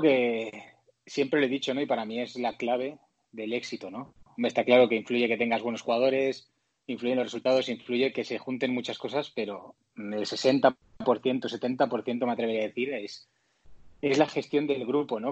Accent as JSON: {"language": "Spanish", "country": "Spain", "also_born_or_lived": "Mexico", "moved": "as an adult", "said": "somos como 11 o 12 españoles"}